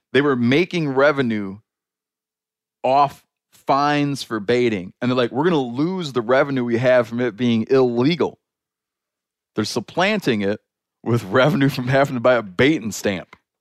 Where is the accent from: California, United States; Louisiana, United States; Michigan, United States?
Michigan, United States; my home state of Michigan